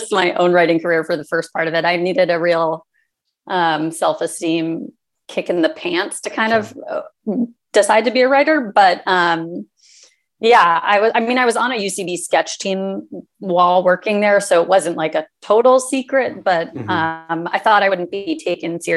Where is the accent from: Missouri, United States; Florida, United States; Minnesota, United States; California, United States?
California, United States; Los Angeles; I grew up in Los Angeles, so I was aware of the entertainment industry just by virtue of being born here